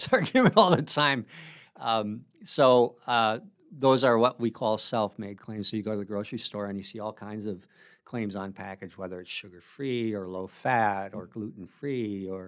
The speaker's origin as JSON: {"language": "English", "region": "Minnesota", "country": "United States", "lives_now": "Bellingham, United States", "said": "I moved to Bellingham from the Midwest. And I think it's probably a well-known secret that everybody in Minnesota loves, the three things about Washington that Minnesotans love, there's two things that we do have that we love about here"}